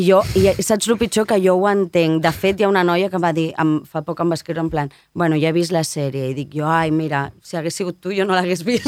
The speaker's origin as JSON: {"language": "Catalan", "town": "Barcelona", "region": "Catalonia", "country": "Spain", "said": "sóc una nena de Sant Gervasi"}